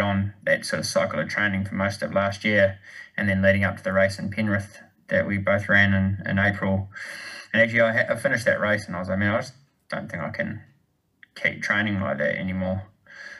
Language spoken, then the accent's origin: English; New Zealand; moved away; also born or lived in United States; growing up in New Zealand